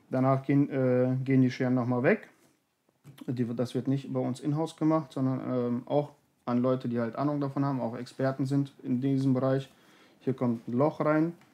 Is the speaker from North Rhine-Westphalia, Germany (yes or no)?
yes; North Rhine-Westphalia, Germany; Berge und Täler, wir kommen ja aus dem Bergischen